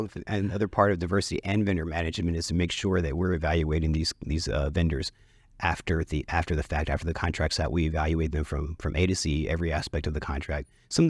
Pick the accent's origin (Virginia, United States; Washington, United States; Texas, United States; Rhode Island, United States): Texas, United States; Dallas; And I was born and raised in Oak Cliff, grew up in Oak Cliff, still live in Oak Cliff.